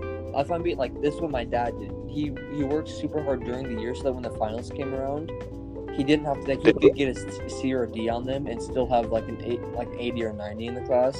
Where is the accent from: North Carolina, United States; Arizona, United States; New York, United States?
Arizona, United States; it's my home state.